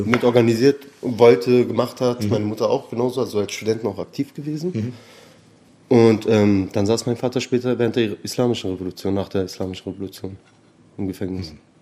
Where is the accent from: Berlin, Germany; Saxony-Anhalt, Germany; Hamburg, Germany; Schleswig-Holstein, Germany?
Berlin, Germany; also born or lived in Tehran, Iran / Spandau / Charlottenburg; Eigentlich Berliner Perser, also ich bin hier groß geworden, in Teheran geboren.